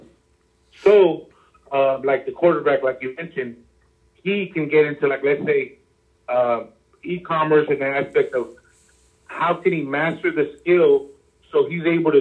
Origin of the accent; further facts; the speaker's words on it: Los Angeles, California, United States; I grew up in LA, Hollywood, like near Hollywood